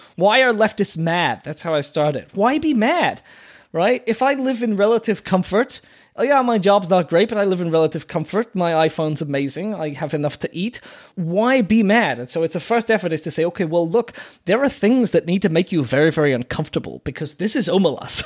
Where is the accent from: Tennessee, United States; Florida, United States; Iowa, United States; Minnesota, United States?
Florida, United States; Sarasota; I am from Florida, and Florida, from my perspective, was a very screwed up place